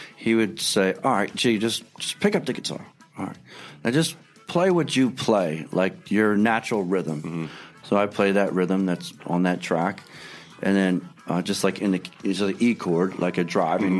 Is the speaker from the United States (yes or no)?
yes; Philadelphia, Pennsylvania, United States; I grew up on Second and Pine